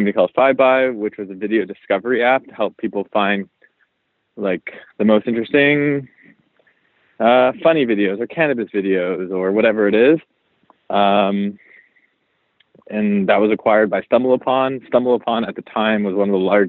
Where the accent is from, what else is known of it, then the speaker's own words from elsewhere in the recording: Montreal, Quebec, Canada; also born or lived in Toronto; now in New York, United States; I'm from Canada originally, from Montreal